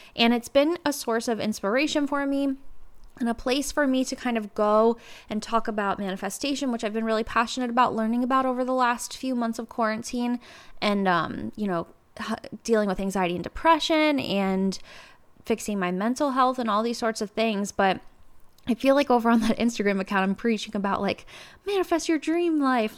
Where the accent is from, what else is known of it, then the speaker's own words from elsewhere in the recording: Cincinnati, Ohio, United States; also born or lived in New York; I moved back home to Cincinnati